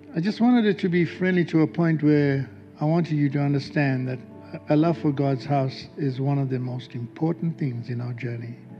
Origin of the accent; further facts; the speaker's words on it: South Africa; moved away as an adult; also born or lived in Melbourne, Australia; from South Africa